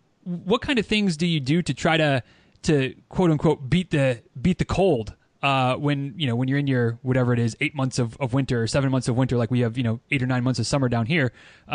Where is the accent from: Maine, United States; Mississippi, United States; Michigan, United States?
Michigan, United States; Northern; I grew up in Northern Michigan